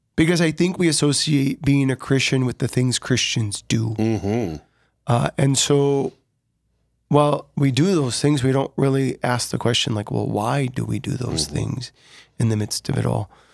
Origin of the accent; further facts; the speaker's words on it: Sioux Falls, South Dakota, United States; also born or lived in Larchwood, Iowa / Dell Rapids, South Dakota; born and raised in Sioux Falls, but we lived in Larchwood, Iowa for just a few moments.